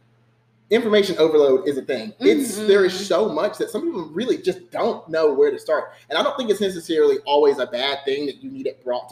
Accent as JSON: {"language": "English", "town": "Starkville", "region": "Mississippi", "country": "United States", "tie": "born or raised there", "said": "I am from Starkville, Mississippi, born and raised."}